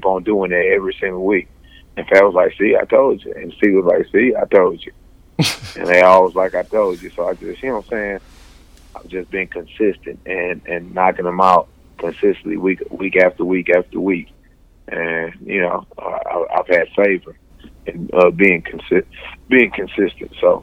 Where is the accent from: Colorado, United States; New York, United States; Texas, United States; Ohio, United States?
Texas, United States; Houston; I'm from the southwest side of Houston, Texas. I'm from Forum Park